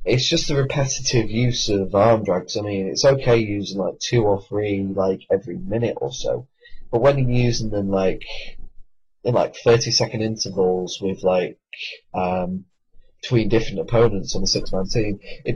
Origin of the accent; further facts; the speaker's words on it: United Kingdom; I am British